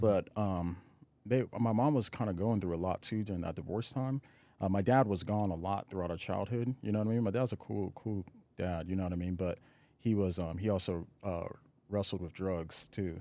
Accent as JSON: {"language": "English", "town": "Aurora", "region": "Colorado", "country": "United States", "tie": "born or raised there", "also_born_or_lived": "Nashville / Los Angeles", "moved": "yes", "said": "I grew up in, uh, Colorado, in Aurora, Colorado"}